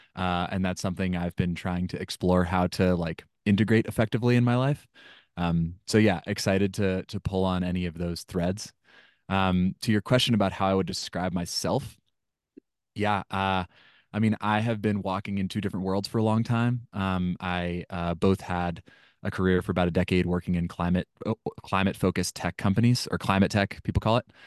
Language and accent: English; Washington, United States; I grew up in Washington State and my family spent a lot of time camping